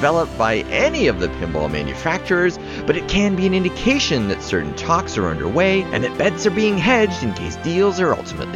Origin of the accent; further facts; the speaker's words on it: Toronto, Ontario, Canada; right here in my hometown of Toronto, Canada